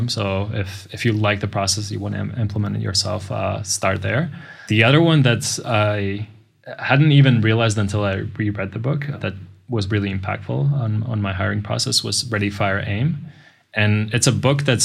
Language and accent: English; Riga, Latvia; moved away as an adult; now in Budapest, Hungary; originally I come from Latvia. My town or city is Riga.